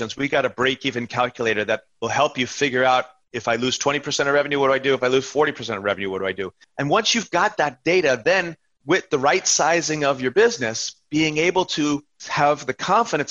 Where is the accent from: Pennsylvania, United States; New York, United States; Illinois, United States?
New York, United States; I'm from New York and my first cousin is a nurse in an emergency room in Queens.